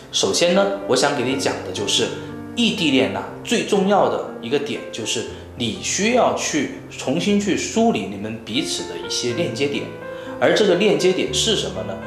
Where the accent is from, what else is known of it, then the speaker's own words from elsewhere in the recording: Chongqing, China; 他女朋友呢是在重庆这边啊，就是我老家了啊。